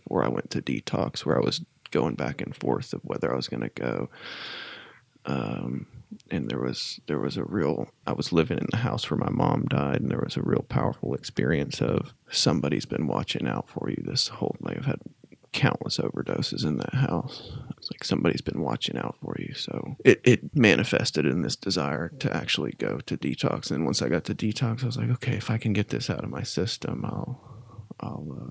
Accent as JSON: {"language": "English", "town": "Knoxville", "region": "Tennessee", "country": "United States", "said": "I was from Knoxville"}